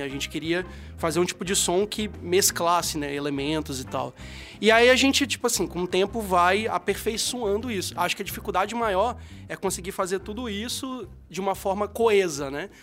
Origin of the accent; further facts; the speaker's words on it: Espírito Santo, Brazil; eu sendo capixaba